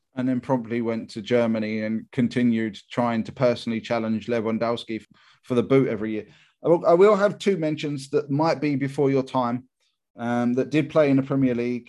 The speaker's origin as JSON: {"language": "English", "region": "England", "country": "United Kingdom", "said": "Me being English"}